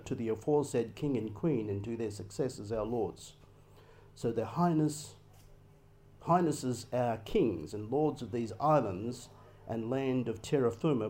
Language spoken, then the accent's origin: English; Australia